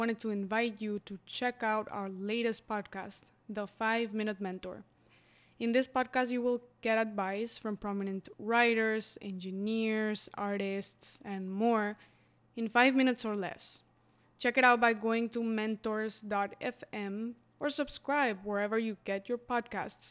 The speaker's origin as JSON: {"language": "English", "country": "Mexico", "said": "I'm from Mexico and we have Indigenous communities"}